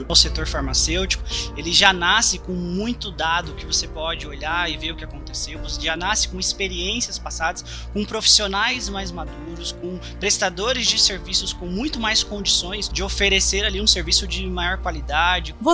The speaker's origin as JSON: {"language": "Portuguese", "region": "São Paulo", "country": "Brazil", "said": "Sim, sim, sou de São Paulo."}